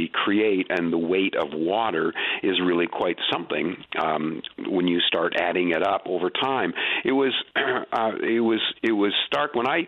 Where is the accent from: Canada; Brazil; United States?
Canada; Atlantic Canada; I'm over 60, so I grew up in the 60s and 70s in Atlantic Canada